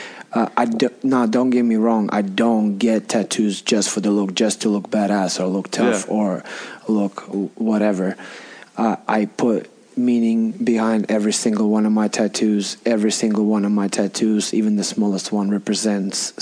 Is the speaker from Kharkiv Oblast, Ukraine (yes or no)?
no; Donetsk, Donetsk Oblast, Ukraine; first language Russian; English is a second language; I was born and raised in Donetsk, Ukraine